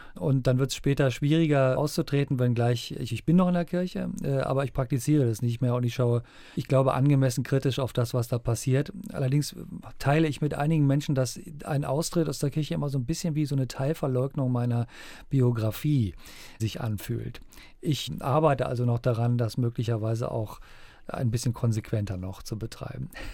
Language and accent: German; Germany; bei uns in Deutschland